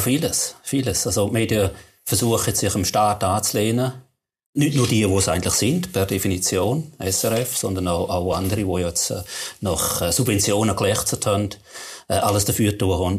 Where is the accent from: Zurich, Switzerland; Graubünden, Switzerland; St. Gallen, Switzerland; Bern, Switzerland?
St. Gallen, Switzerland; wenn wir im St. Galler wo ich herkomme